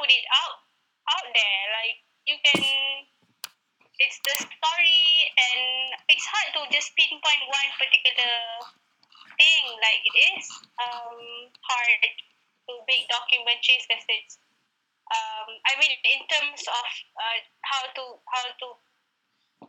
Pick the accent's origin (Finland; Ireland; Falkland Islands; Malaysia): Malaysia; as Malaysian